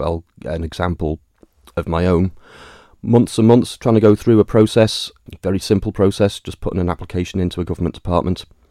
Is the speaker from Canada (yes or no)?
no; Douglas, Isle of Man; I was born on the Isle of Man, forty-five years ago, obviously. Uh, in Douglas, raised and educated in Douglas.